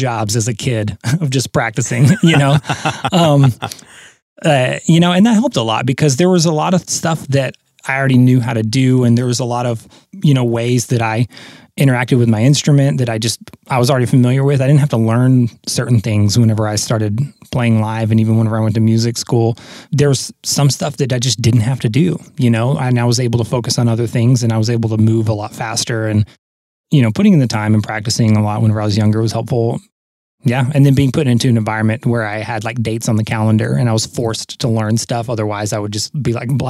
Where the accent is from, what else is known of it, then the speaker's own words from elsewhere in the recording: Southern Oklahoma, United States; also born or lived in Texas; I grew up in Southern Oklahoma, despite being born in Texas.